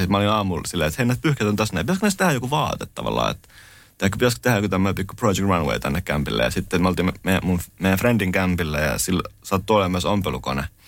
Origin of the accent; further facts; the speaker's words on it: Lahti, Päijänne Tavastia, Finland; mä oon alun perin Lahdesta kotoisin ja tavallaan mä oon käynyt lukio Kannaksen, Kannaksen lukion